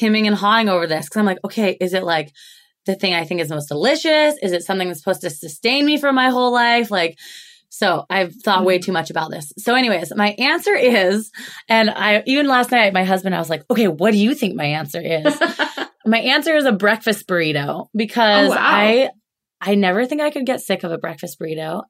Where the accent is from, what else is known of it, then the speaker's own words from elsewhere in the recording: Alaska, United States; also born or lived in Oregon; now in Seattle, United States; I'm in Seattle actually, but I grew up in Alaska. That's okay. I grew up in Alaska. I was born and raised there.